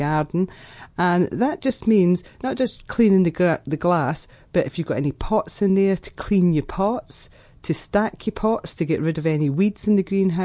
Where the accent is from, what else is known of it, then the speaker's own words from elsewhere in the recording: Edinburgh, Scotland, United Kingdom; I was born in Edinburgh.